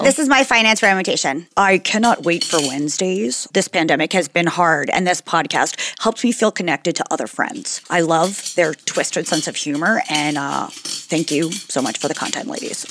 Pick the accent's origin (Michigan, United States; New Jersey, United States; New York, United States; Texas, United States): New Jersey, United States; I'm a girl from New Jersey in the 80s.